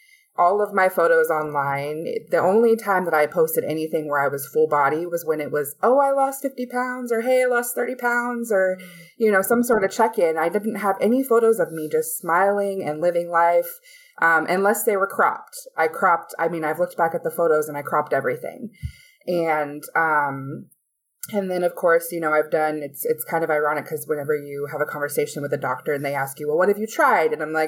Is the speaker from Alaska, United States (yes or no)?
yes; Alaska, United States; moved away as an adult; also born or lived in Las Vegas; now in Florida, United States; Yeah, I was actually in Alaska and born and raised in Alaska.